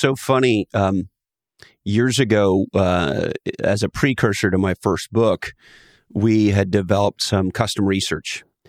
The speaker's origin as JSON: {"language": "English", "region": "Ontario", "country": "Canada", "tie": "born or raised there", "moved": "yes", "said": "I grew up in Canada"}